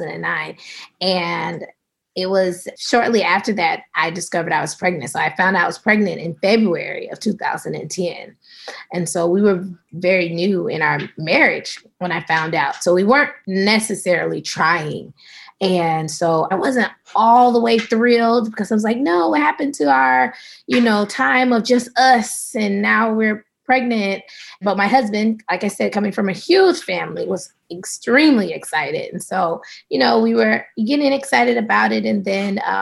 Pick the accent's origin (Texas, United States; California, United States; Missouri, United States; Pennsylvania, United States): Texas, United States; also born or lived in Arkansas / Atlanta, Georgia; now in Marin County, United States; So I am a Southern girl. I was born in Texas, spent some time in Arkansas